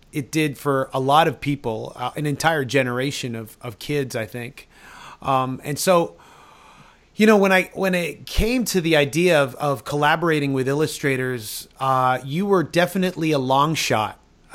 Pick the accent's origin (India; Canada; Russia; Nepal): Canada; Being saddled next to America, we as Canadian kids were happily inundated by DC and Marvel comic superheroes.